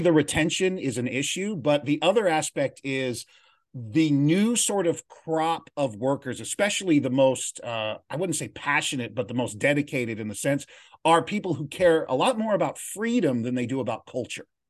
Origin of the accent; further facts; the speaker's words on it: San Bernardino, California, United States; also born or lived in Los Angeles, California; now in Glendale, United States; I grew up in San Bernardino, California